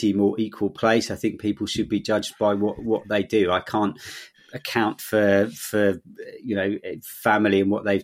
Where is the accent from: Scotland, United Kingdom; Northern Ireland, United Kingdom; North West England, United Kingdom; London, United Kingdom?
London, United Kingdom; moved away as an adult; now in Bristol, United Kingdom; I grew up in London, but didn't want to live there anymore